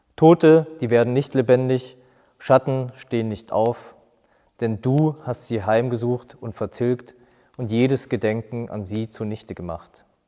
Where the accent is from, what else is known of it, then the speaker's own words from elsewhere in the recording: Germany; hier bei uns in Deutschland.